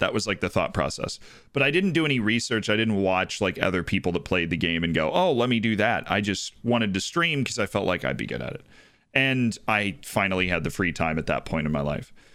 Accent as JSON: {"language": "English", "country": "United States", "said": "as an American sports fan"}